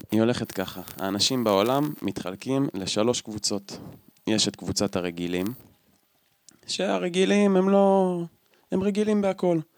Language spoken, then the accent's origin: Hebrew; Northern District, Israel; בגלל שאנחנו מהצפון, אז אין לי בעיה להשחיר את תל אביב.